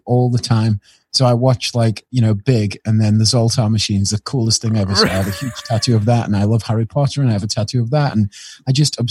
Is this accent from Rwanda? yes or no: no; England, United Kingdom; And I am British and I speak English. I'm English.